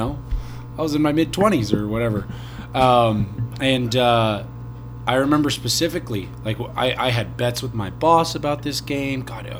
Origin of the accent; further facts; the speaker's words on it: California, United States; moved away; I grew up in California, and he was actually from where I was from.